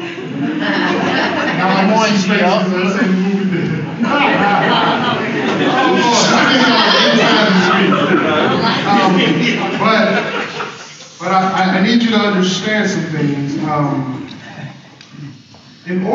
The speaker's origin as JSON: {"language": "English", "town": "Winston-Salem", "region": "North Carolina", "country": "United States", "said": "I am from Winston-Salem, North Carolina, and I do Chi Alpha in the great city of Winston-Salem."}